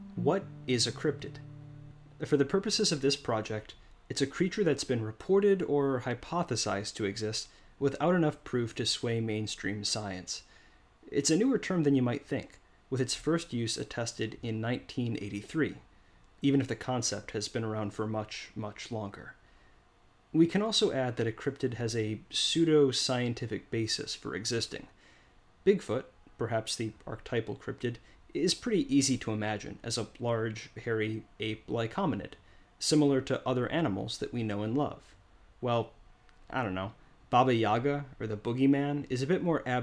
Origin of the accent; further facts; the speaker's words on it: near Chicago, Illinois, United States; moved away as an adult; also born or lived in Oregon; my hometown near Chicago